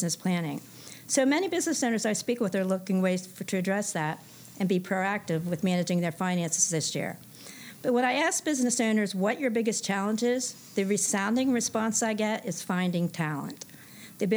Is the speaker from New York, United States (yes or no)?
no; Pennsylvania, United States; moved away as an adult; also born or lived in Washington, D.C. area; now in Stuart, United States; I'm originally from Pennsylvania. You can probably tell by my accent, but I spent most of my adult life in the greater Washington, D.C. area